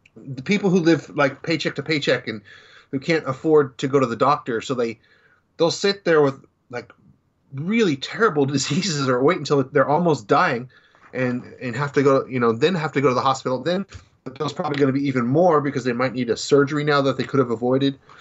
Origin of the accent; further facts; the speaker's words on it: Dallas, Texas, United States; growing up in Dallas